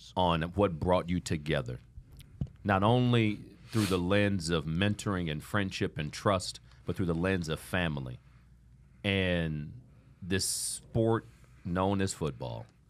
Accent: Toledo, Ohio, United States; I grew up in Toledo, Ohio without a father.

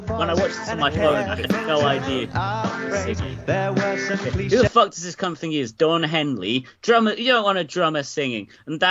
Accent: Israel; I'm from Israel. We'd get on.

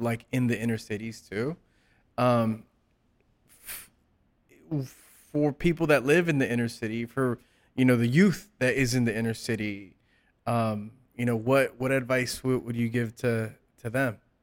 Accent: South Gate, California, United States; I grew up in Southgate.

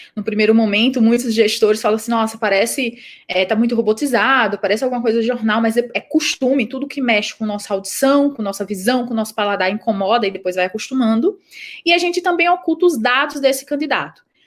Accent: Rio Grande do Norte, Brazil; accent: nordestino; moved away as an adult; now in São Paulo, Brazil; o meu sotaque, eu não sou é, de São Paulo, daqui de São Paulo, eu sou nordestina, eu sou potiguar

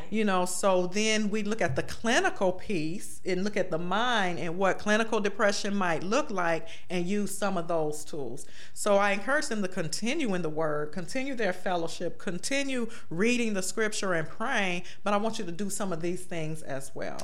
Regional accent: Beckley, West Virginia, United States; now in Cleveland, United States; I was born in Cleveland, but my parents died when I was very young, mm-hmm. and my grandmother, my maternal grandmother mother took me and my three brothers to Beckley, West Virginia

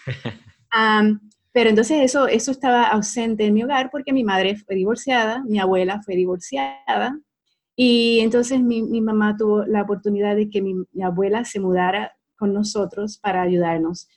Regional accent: Puerto Rico; moved away as an adult; also born or lived in Utah, United States; now in Dallas, United States; una muchacha común, nacida y criada en Puerto Rico

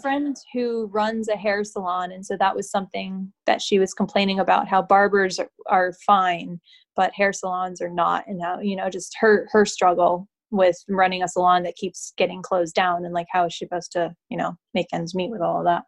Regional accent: Connecticut, United States; moved away as an adult; also born or lived in Boston, Massachusetts; now in Los Angeles, United States; I'm from Connecticut originally

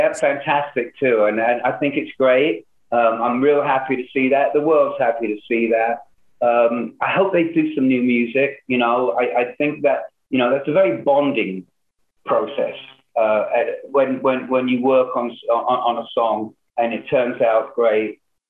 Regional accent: London, United Kingdom; now in Hollywood, United States; when I came over from London to Hollywood, I was like amazed how many people knew it

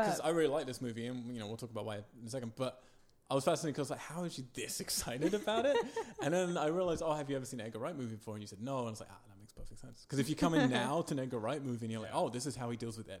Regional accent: United Kingdom; now in Los Angeles, United States; Because I'm British and patriotic.

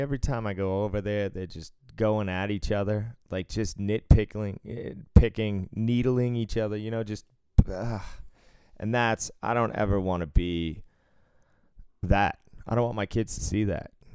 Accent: Cambridge, Massachusetts, United States; my elementary school was right next to uh, Harvard Yard

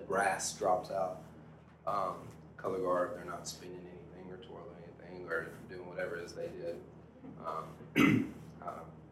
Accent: United States; this great country, the U.S. of A., my hometown, we have a Christmas parade

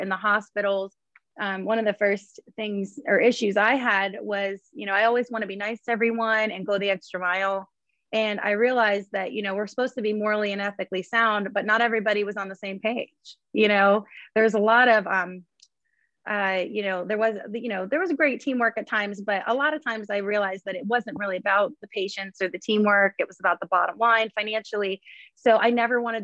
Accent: Columbiana County, Northeastern Ohio, United States; moved away as an adult; now in Pittsburgh, United States; I'm originally from Northeastern Ohio. I'm a farm kid, you know, country girl, We grew up on, you know, farmland

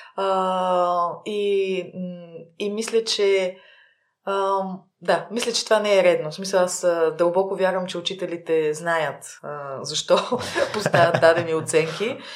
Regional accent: Plovdiv, Plovdiv Province, Bulgaria; also born or lived in Sofia; роден съм в София, но съм израснала в Пловдив и а, в Пловдив от първи до 12 клас съм учила

